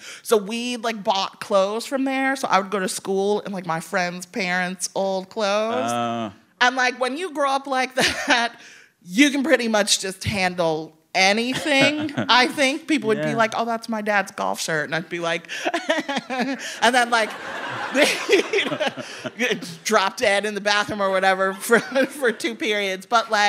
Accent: Evanston, Illinois, United States; I'm from Evanston.

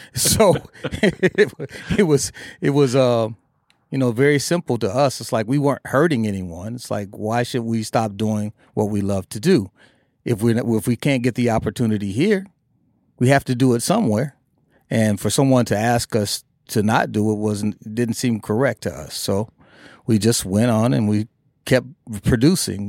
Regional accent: Minneapolis, Minnesota, United States; we grew up in Minneapolis

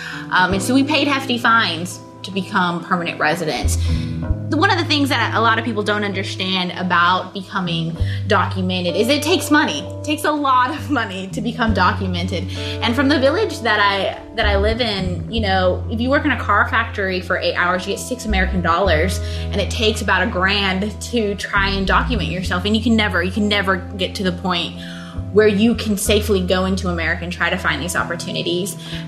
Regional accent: San Pablo Pejo, Guanajuato, Mexico; now in Dalton, United States; I'm 23 years old, and I am from San Pablo Pejo, Guanajuato, Mexico.

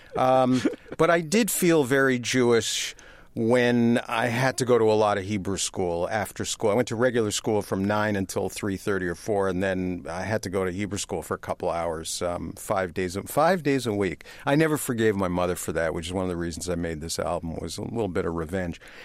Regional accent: Toronto, Ontario, Canada; moved away as an adult; growing up in Canada

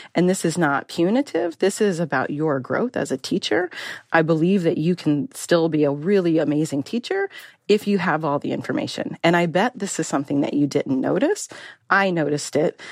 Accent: Las Vegas, Nevada, United States; moved away; also born or lived in Minnesota; I grew up in Las Vegas

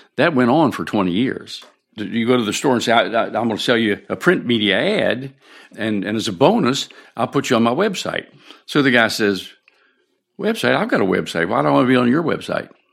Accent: Shenandoah Valley, Virginia, United States; moved away as an adult; this is my hometown. And, uh, when, when I was born here

